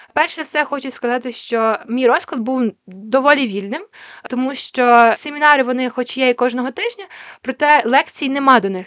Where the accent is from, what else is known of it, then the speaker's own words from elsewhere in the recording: Ukraine; Я з України